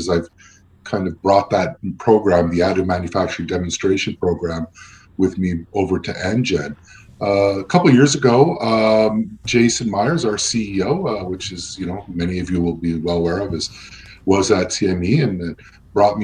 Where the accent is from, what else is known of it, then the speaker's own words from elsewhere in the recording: Montreal, Quebec, Canada; now in Ottawa, Canada; I live in Ottawa. I grew up in Montreal, so I'm bilingual